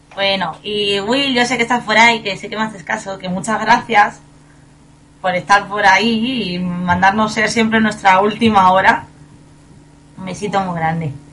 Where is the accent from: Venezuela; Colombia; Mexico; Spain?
Spain; Fuenlabrada, Community of Madrid; yo también soy de Fuenlabrada